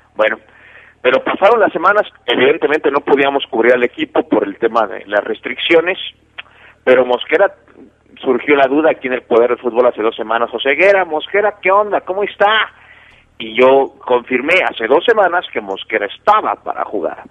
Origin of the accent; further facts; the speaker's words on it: Mexico City, Mexico; en la Ciudad de México, de donde, de donde yo soy